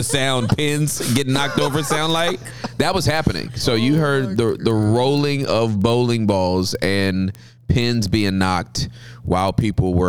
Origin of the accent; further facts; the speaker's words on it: Los Angeles, California, United States; also born or lived in Inglewood, California; I was born in Southern California in Inglewood to Charles and Maxine Ross, and grew up in L.A.